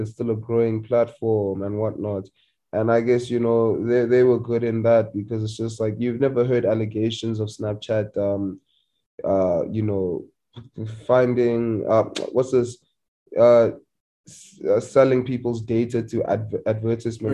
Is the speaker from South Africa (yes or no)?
yes; Limpopo, South Africa; I'm from Limpopo